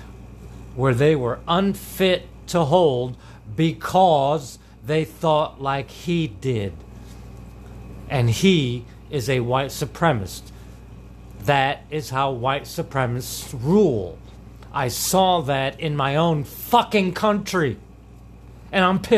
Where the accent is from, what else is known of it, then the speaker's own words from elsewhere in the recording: Middletown America, Midwest, United States; I'm a voice from the heartland because I was raised in Middletown America.